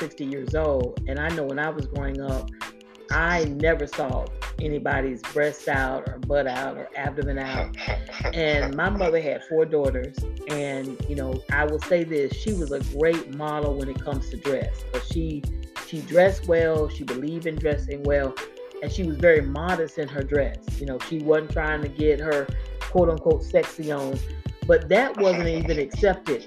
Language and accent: English; Florida, United States; I'm from Florida. I'm born and raised in Florida